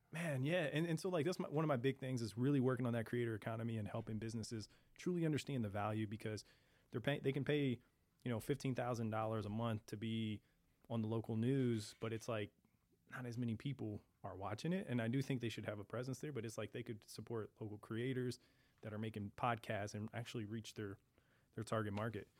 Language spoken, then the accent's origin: English; St. Louis, Missouri, United States; born and raised in South City